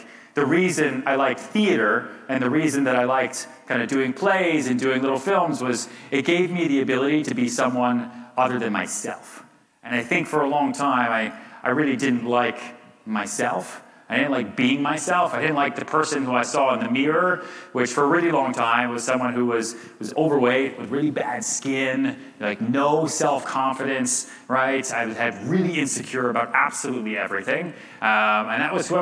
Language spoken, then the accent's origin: English; outside Boston, Massachusetts, United States; also born or lived in Texas; now in New York City, United States; I grew up a little bit outside Boston